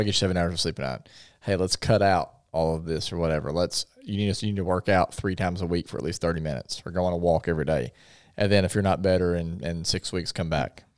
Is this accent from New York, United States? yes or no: no; Paragould, Arkansas, United States; I grew up in Paragould